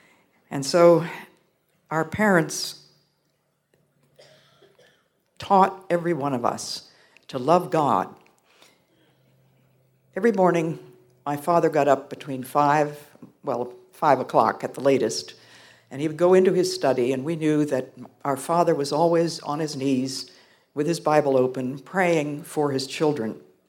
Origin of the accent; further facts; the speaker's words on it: Belgium; born there; my parents were missionaries, and I was born there in Belgium.